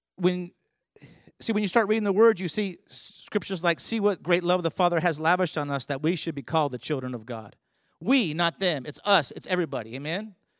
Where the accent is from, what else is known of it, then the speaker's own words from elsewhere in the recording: California, United States; moved away; also born or lived in Colorado Springs / New Mexico; I grew up in California